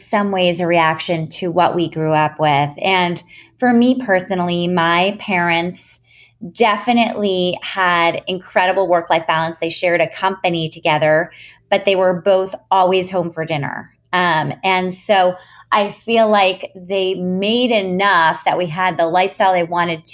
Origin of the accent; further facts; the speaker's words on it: New York City, New York, United States; I grew up in New York City in an apartment building on the 26th floor